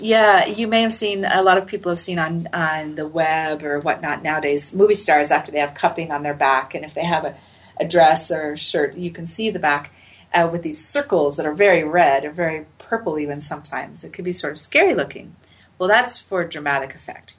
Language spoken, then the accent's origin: English; Salt Lake City, Utah, United States; I grew up in Salt Lake City